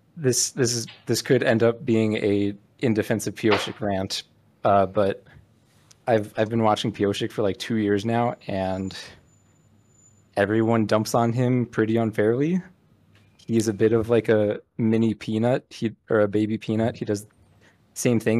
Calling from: Utah, United States; Calling from the middle of nowhere, Utah.

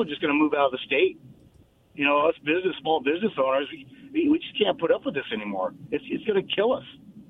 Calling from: Richland, Washington, United States; Hey, guys … from Richland.

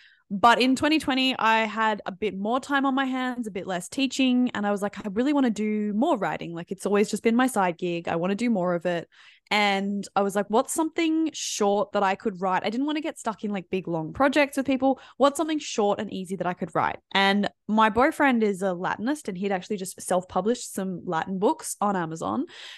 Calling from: Sydney, New South Wales, Australia; I'm tuning in from Sydney, Australia.

